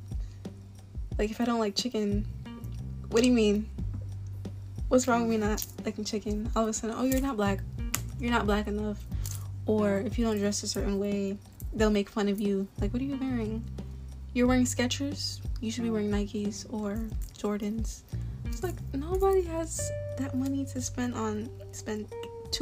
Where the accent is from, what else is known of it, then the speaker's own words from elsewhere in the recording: Florida, United States; I was raised around African-Americans, especially in Florida.